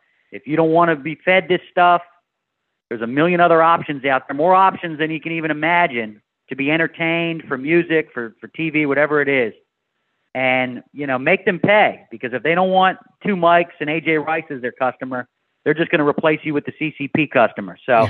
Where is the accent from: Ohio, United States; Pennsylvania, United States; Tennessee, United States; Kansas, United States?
Pennsylvania, United States; Philadelphia; moved away; I'm from Philadelphia